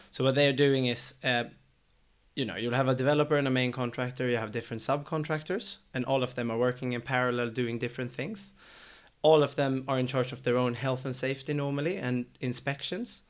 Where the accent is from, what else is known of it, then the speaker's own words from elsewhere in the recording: Sweden; now in London, United Kingdom; since we're both from Sweden